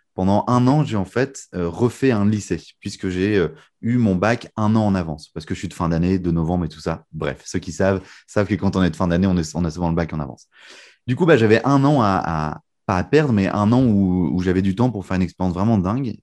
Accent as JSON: {"language": "French", "town": "Lille", "region": "Hauts-de-France", "country": "France", "tie": "born or raised there", "also_born_or_lived": "United States", "said": "moi j'ai grandi à Lille, du coup dans le nord"}